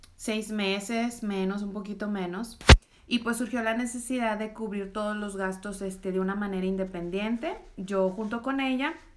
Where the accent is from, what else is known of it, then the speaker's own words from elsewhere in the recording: Reynosa, Tamaulipas, Mexico; soy de Tamaulipas, soy de Reynosa